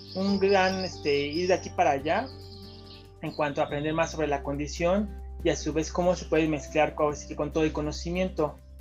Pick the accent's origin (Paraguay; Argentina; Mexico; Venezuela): Mexico; Mexico City; soy acá de la Ciudad de México